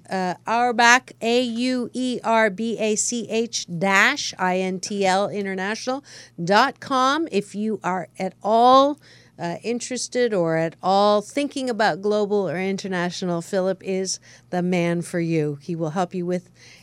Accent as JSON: {"language": "English", "town": "Seal Beach", "region": "California", "country": "United States", "tie": "born or raised there", "also_born_or_lived": "Canada", "said": "Seal Beach, California, my hometown"}